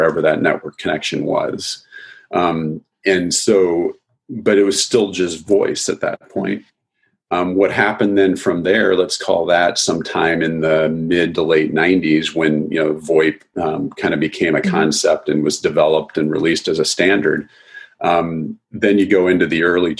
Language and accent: English; South Dakota, United States; I grew up in South Dakota, which is mm-hmm. fairly rural